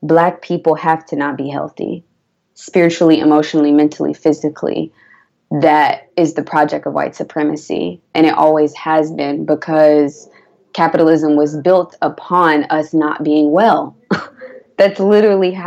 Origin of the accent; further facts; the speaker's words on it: Atlanta, Georgia, United States; I'm from Atlanta. I don't have any organic grocery stores in the place where my family grew up